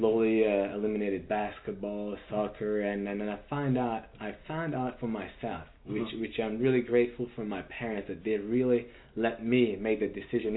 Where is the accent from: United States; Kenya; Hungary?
Hungary; Budapest; moved away as an adult; As you know, I'm from Budapest, Hungary. I grew up in Europe